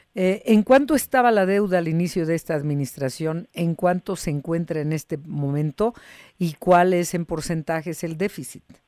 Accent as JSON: {"language": "Spanish", "country": "Mexico", "said": "somos los mexicanos"}